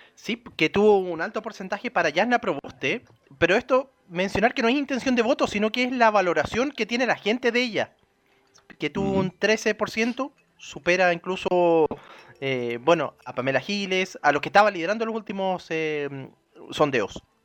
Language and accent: Spanish; Chile; como chilenos